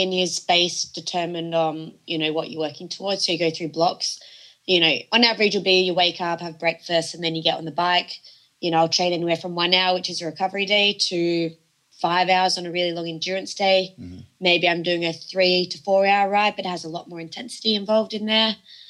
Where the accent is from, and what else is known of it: Australia; born or raised there; moved away as an adult; now in France